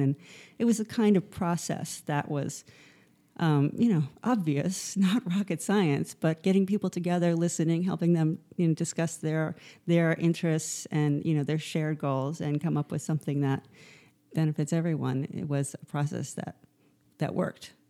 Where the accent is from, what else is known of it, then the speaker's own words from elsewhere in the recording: New York City, New York, United States; also born or lived in Morocco; I am from New York City